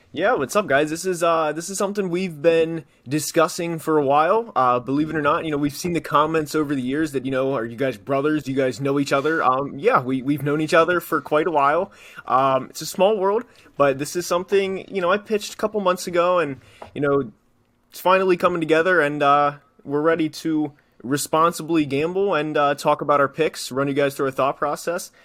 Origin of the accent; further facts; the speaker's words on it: Maryland, United States; I'm from Maryland